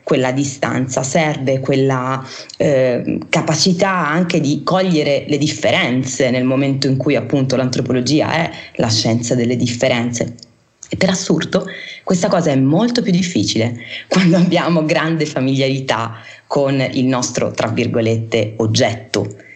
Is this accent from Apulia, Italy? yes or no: yes; Apulia, Italy; essendo io pugliese è chiaro che eh, insomma mh, mm, ci sono proprio un po' cresciuta